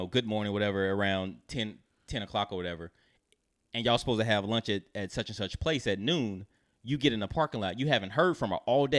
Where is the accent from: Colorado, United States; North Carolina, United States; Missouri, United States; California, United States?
North Carolina, United States; moved away; I'm from North Carolina, so I'm from like a smaller.